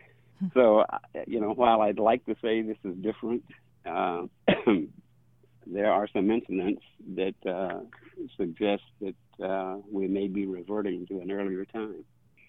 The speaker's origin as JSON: {"language": "English", "region": "Mississippi", "country": "United States", "tie": "born or raised there", "also_born_or_lived": "Missouri", "said": "I was born and raised generally in Mississippi, but my father was in the military, the Army."}